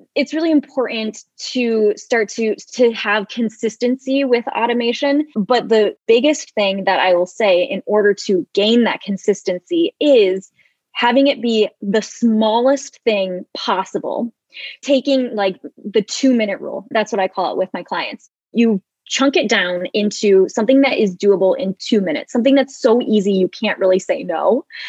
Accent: Michigan, United States; moved away as an adult; also born or lived in Seattle; now in San Diego, United States; I'm originally from uh, Michigan and I went to University of Michigan and then I moved to Seattle and now I am in San Diego

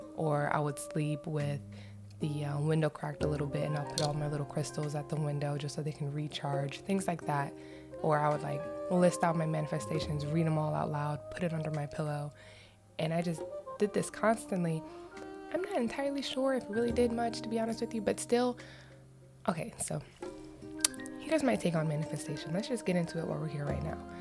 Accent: Florida, United States; moved away; also born or lived in Cleveland, Ohio; growing up in Florida, where I was living wasn't that populated with black women

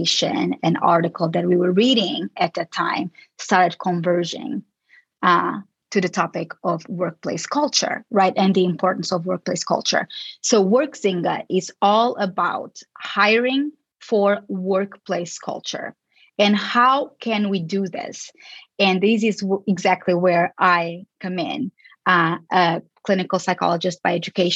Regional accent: Lisbon, Portugal; moved away as an adult; also born or lived in Chicago, United States / California, United States; I am originally from Lisbon, Portugal, but I got most of my education in the States

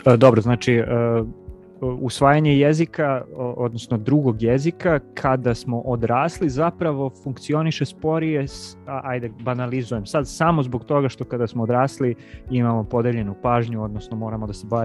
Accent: Kuršumlija, Toplica District, Serbia; moved away; ja sam iz Kuršumlije inače, i ovaj, kad pričam sa, sa mojim kuršumličanima i sa roditeljima, ja pričam potpuno drugim dijalektu nego što evo sad

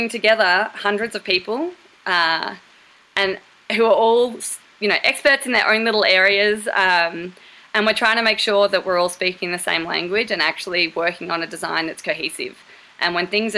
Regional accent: Torquay, Victoria, Australia; moved away as an adult; I grew up in Torquay, Australia

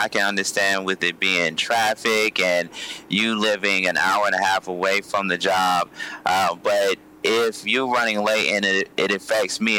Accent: Columbus, Georgia, United States; I'm from Columbus, Georgia

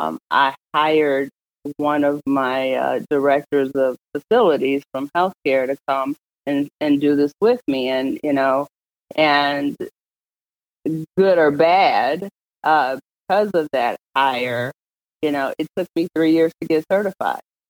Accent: St. Louis, Missouri, United States; I grew up, I'm born and raised in St. Louis. I grew up in University City

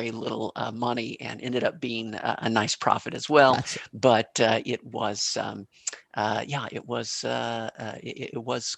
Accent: Kansas City, Missouri, United States; I was born in Kansas City, Missouri

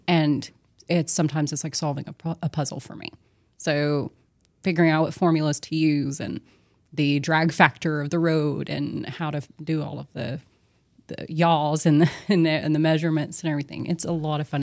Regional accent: Longview, Texas, United States; I was born in Good Shepherd here in Longview, uh, raised, uh, in the a, general area

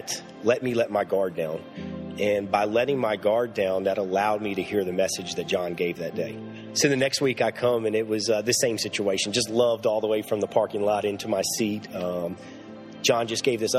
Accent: Lynchburg, Virginia, United States; I was born and raised here in Lynchburg, Virginia

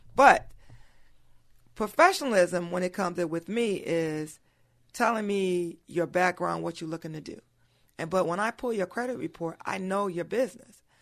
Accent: Pontiac, Michigan, United States; born and raised in Pontiac, Michi-, Michigan

